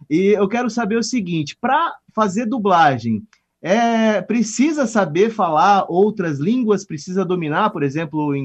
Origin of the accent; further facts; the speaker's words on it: Votuporanga, São Paulo, Brazil; also born or lived in São José do Rio Preto; eu sou natural de Votuporanga.